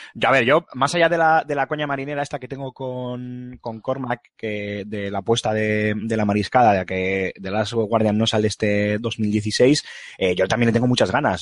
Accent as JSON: {"language": "Spanish", "town": "Bilbao", "region": "Basque Country", "country": "Spain", "said": "soy de Bilbao"}